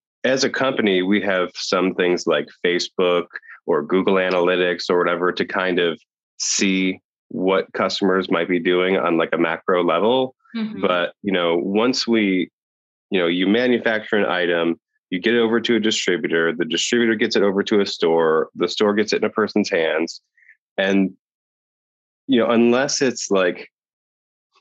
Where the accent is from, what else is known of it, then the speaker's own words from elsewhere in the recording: Ohio, United States; now in Poland; I'm originally from Ohio, but I'm in Poland